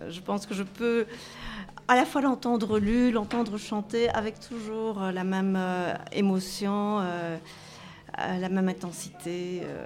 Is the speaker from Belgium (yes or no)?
yes; Brussels, Brussels-Capital Region, Belgium; je viens de Bruxelles